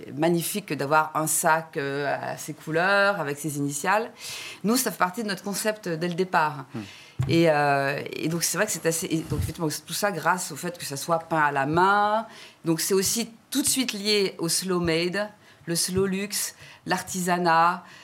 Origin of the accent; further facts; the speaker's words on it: France; je suis française